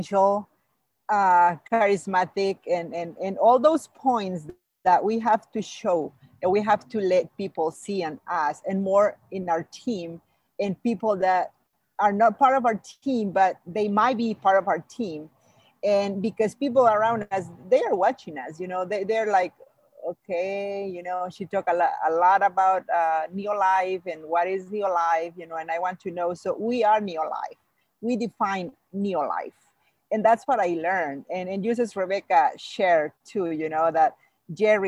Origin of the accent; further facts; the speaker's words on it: Mexico; English is a second language; moved away; I came from Mexico. I came from another culture. I came from another language. English is my second language